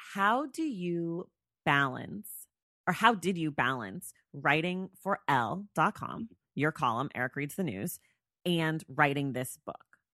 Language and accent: English; Oakland, California, United States; moved away as an adult; now in Los Angeles, United States; I'm from L A, or I live in L A. I'm from Oakland. I'm in Oakland right now.